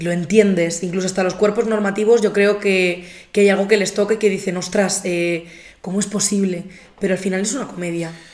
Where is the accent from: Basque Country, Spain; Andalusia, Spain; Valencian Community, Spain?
Valencian Community, Spain; Albatera; moved away; Yo estaba en Albatera, que es mi pueblo